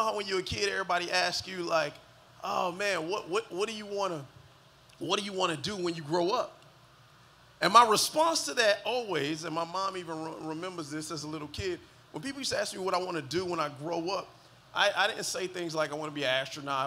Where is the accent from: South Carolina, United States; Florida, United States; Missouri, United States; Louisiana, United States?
Florida, United States; Miami Gardens; I was born and raised in the county of Dade, 305, holla at your boy, Carroll City.